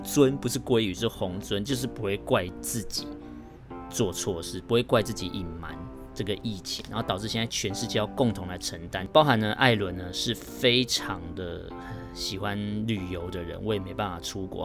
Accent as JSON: {"language": "Chinese", "country": "Taiwan", "said": "明明我是台湾人"}